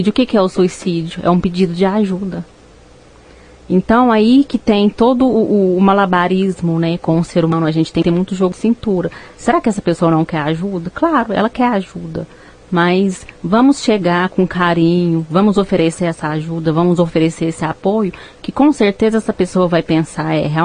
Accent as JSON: {"language": "Portuguese", "town": "Uberaba", "region": "Minas Gerais", "country": "Brazil", "lives_now": "Rio Paranaíba, Brazil", "said": "…, que eu estou começando a atender aqui agora no Rio Paranaíba. É, eu não sou daqui, eu sou de Uberaba"}